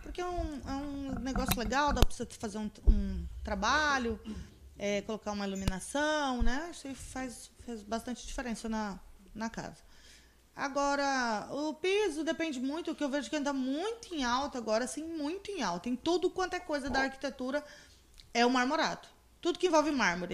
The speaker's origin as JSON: {"language": "Portuguese", "town": "Campo Grande", "region": "Mato Grosso do Sul", "country": "Brazil", "moved": "yes", "lives_now": "Confresa, Brazil", "said": "Lá de Campo Grande, da minha terra"}